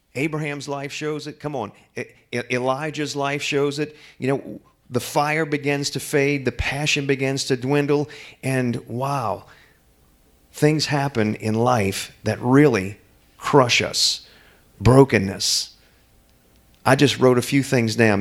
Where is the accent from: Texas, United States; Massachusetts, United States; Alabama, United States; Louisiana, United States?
Louisiana, United States; New Orleans; moved away as an adult; I'm from New Orleans